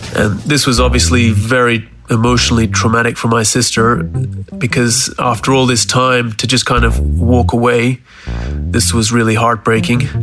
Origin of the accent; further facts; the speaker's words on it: Townsville, Queensland, Australia; now in Switzerland; Growing up in Townsville until the age of about 11